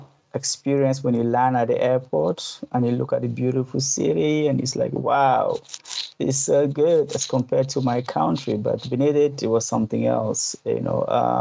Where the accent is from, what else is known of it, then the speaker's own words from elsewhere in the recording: Cameroon; moved away as an adult; now in Hong Kong; As you mentioned, I'm originally from Cameroon. I was born in Cameroon and grew up in Cameroon.